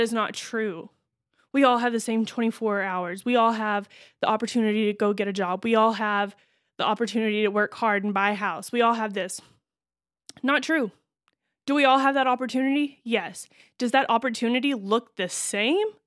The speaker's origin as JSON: {"language": "English", "region": "Texas", "country": "United States", "moved": "yes", "said": "where I grew up"}